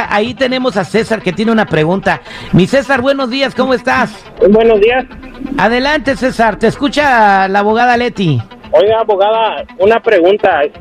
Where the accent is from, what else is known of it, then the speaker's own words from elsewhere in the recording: Michoacán, Mexico; Soy de Michoacán.